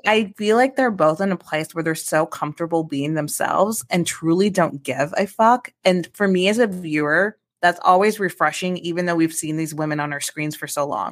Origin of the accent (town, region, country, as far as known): Midwest, United States